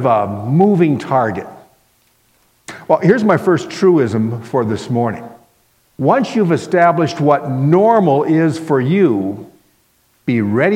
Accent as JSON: {"language": "English", "town": "Miami", "region": "Florida", "country": "United States", "tie": "born or raised there", "also_born_or_lived": "Minnesota", "moved": "as an adult", "said": "I grew up in Miami, Florida"}